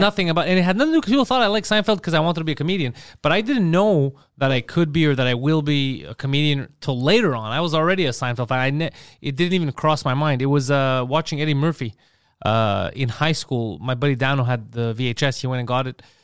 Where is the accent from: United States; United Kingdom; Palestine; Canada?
Canada; Montreal, Quebec; we grew up in Park X